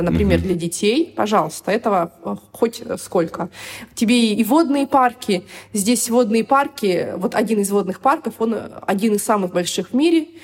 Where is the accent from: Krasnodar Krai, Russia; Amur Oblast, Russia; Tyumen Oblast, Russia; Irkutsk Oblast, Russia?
Irkutsk Oblast, Russia; Irkutsk; moved away as an adult; also born or lived in Moscow, Russia; now in Dubai, United Arab Emirates; я приехала из Иркутска, кстати, да, я забыла сказать, я родилась в Иркутске, в Сибири